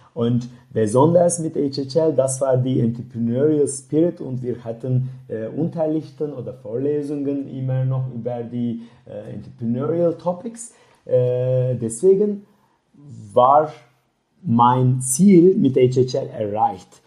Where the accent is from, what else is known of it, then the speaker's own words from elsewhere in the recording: Turkey; German is a second language; moved away as an adult; also born or lived in Leipzig, Germany; now in Berlin, Germany; ich komme aus der Türkei